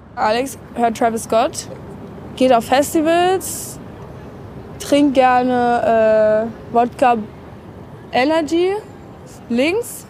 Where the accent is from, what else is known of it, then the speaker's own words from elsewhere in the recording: Berlin, Germany; ich bin 21 Jahre alt und ich bin in Berlin geboren und aufgewachsen.